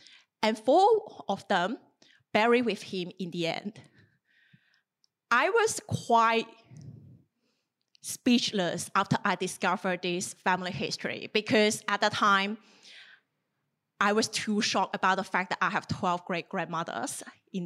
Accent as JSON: {"language": "English", "region": "southern China", "country": "China", "tie": "born or raised there", "moved": "as an adult", "lives_now": "Australia", "said": "the little town of my hometown in southern China"}